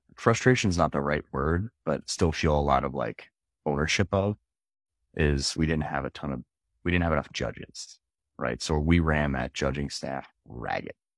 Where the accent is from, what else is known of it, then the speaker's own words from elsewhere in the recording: Philadelphia, Pennsylvania, United States; moved away; also born or lived in upstate New York; I grew up in Philly